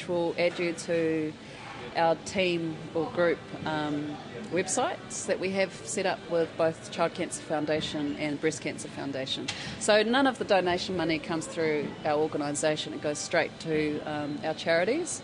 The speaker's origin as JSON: {"language": "English", "region": "Gisborne", "country": "New Zealand", "moved": "as an adult", "lives_now": "Wellington, New Zealand", "said": "I come from Gisborne, low socioeconomic area"}